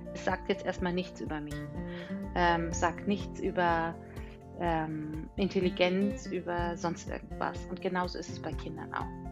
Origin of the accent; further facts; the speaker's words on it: Bavaria, Germany; Ich komme ja aus Bayern